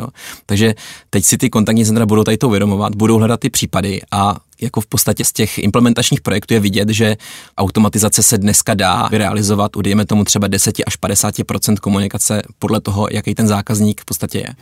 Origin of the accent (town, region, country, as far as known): Czechia